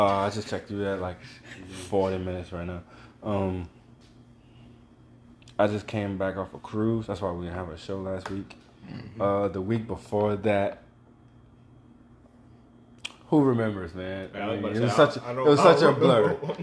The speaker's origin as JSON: {"language": "English", "region": "Mississippi", "country": "United States", "tie": "born or raised there", "moved": "yes", "said": "when I was growing up in Mississippi"}